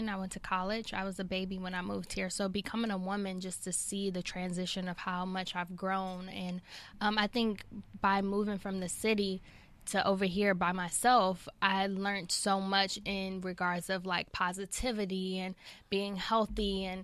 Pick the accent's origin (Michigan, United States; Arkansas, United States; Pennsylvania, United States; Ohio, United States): Michigan, United States; Detroit; I'm from Six Mile.